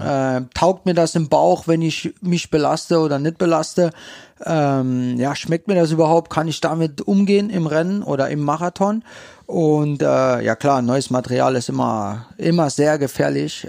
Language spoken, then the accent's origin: German; St. Wendel, Saarland, Germany; ich komme aus St. Wendel gebürtig